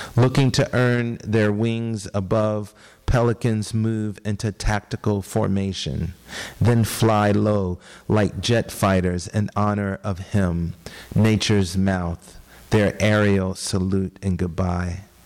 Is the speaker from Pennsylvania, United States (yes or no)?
yes; Philadelphia, Pennsylvania, United States; moved away; I was born and raised in Philadelphia, which is 90 minutes south of New York